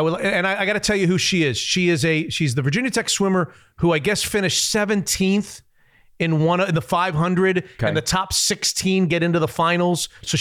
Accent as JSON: {"language": "English", "country": "Hungary", "said": "I'm from Hungary."}